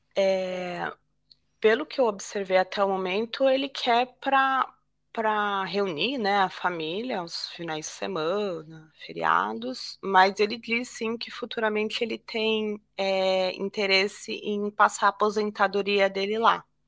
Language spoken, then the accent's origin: Portuguese; Brazil; moved away as an adult; also born or lived in São Paulo; eu sou brasileira